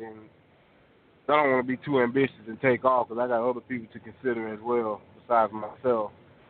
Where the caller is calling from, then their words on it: Fort Oglethorpe, Georgia, United States; calling from Fort Oglethorpe, Georgia.